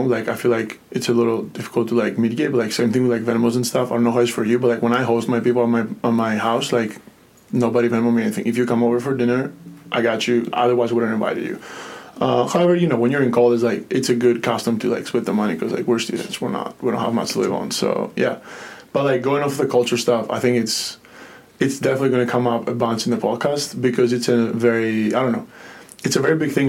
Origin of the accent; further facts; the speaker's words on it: Greece; English is a second language; So I come from Greece and Spain, uh, born in Greece and raised like in a household with Spanish mother, Greek dad, both things were very prominent.